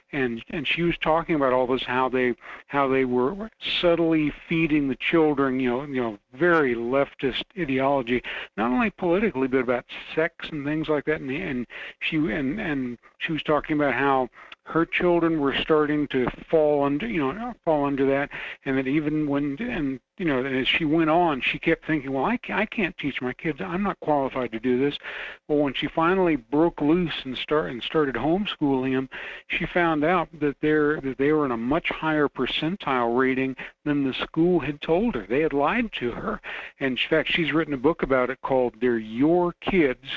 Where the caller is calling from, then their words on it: Fairbanks, Alaska, United States; Hello, Michael. … from Fairbanks.